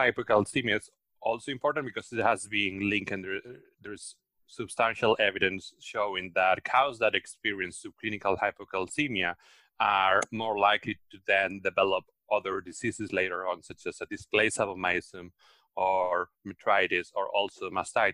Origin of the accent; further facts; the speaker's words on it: Spain; moved away as an adult; also born or lived in Australia; now in United States; I'm originally from Spain, where I did my veterinary training and also my PhD